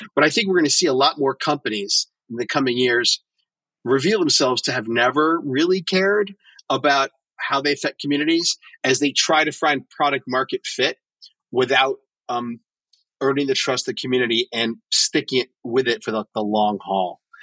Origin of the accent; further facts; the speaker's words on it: New York City, New York, United States; I'm a New Yorker